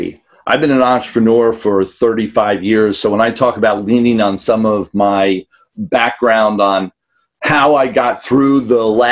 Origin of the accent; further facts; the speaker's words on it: New York City, New York, United States; I grew up in New York City